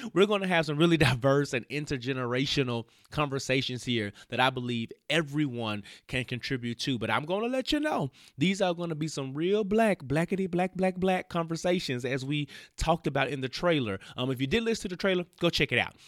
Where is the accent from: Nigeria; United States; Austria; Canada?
United States; Memphis, Tennessee; now in Atlanta, United States; I'm originally from Memphis, Tennessee